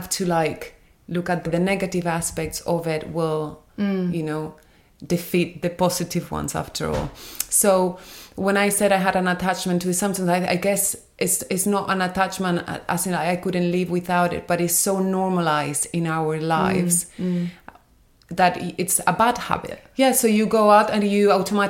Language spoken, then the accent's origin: English; Spain; moved away as an adult; I grew up in Spain, so it's completely different